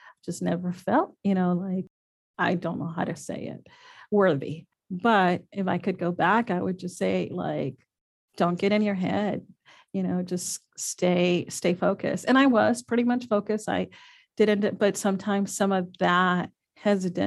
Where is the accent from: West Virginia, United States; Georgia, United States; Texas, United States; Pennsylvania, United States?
Texas, United States; Laredo; moved away as an adult; also born or lived in Austin, Texas / San Diego, California; now in San Antonio, United States; I love my youth, my growing up in Laredo